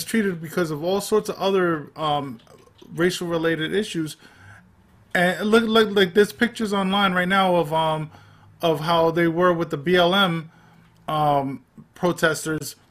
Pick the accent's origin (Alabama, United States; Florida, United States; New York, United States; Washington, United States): New York, United States; I grew up in Manhattan